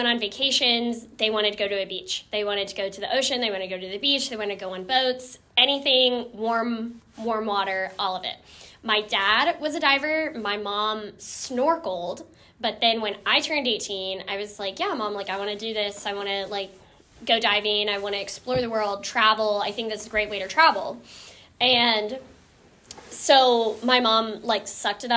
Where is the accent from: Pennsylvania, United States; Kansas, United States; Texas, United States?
Kansas, United States; moved away as an adult; also born or lived in Minnesota; I am originally from Kansas, but then I went up to college